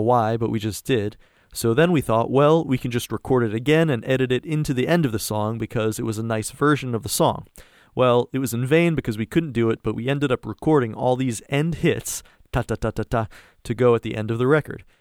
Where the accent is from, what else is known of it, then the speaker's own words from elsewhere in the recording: East Coast, United States; moved away as an adult; now in East Bay, California, United States; I'm from the East Coast